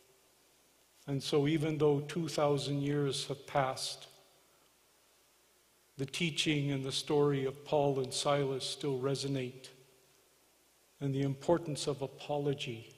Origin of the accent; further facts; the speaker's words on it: Morley, Alberta, Canada; I am from Morley